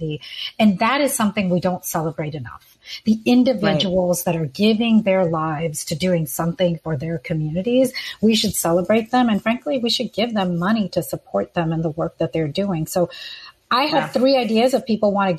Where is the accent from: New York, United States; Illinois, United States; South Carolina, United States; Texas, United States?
Texas, United States; Houston; Houston, Harris County